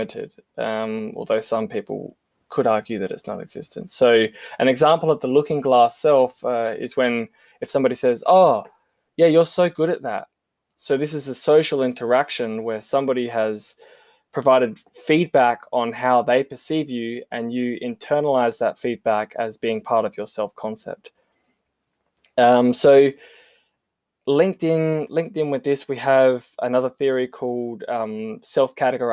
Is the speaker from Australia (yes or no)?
yes; South Australia, Australia; I'm South Australian